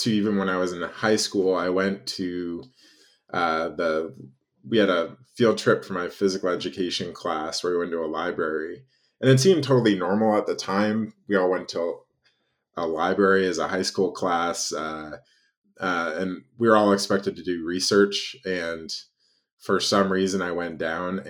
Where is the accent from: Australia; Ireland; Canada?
Canada; moved away as an adult; now in United States; I'm originally Canadian